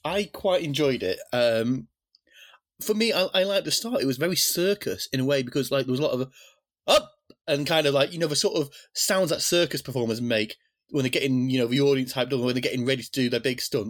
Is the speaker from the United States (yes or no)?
no; Fleetwood, North West England, United Kingdom; my hometown of Fleetwood